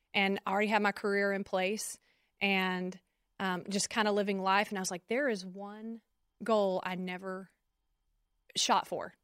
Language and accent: English; Conroe, Texas, United States; I'm from Conroe